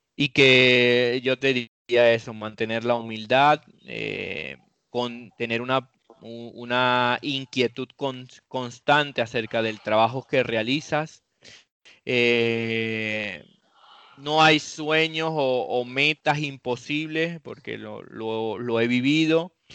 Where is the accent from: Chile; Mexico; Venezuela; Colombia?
Venezuela; moved away; also born or lived in Europe